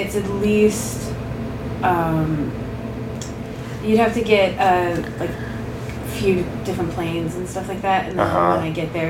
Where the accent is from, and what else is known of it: Nova Scotia, Canada; born or raised there; moved away